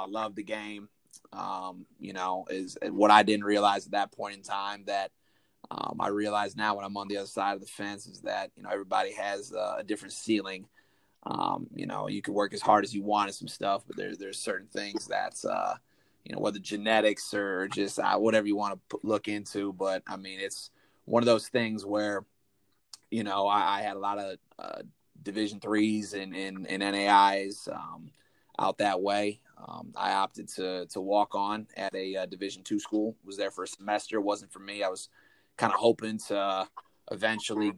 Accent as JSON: {"language": "English", "region": "Northwest Indiana", "country": "United States", "tie": "born or raised there", "said": "where I grew up, Northwest Indiana, better known as to the people around there and people that have a understanding of Indiana, the region"}